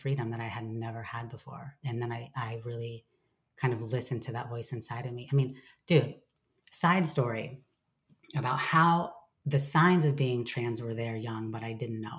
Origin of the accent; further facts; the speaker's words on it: Lancaster, California, United States; I grew up in Southern California in a really small town called Lancaster, part of the Mojave Desert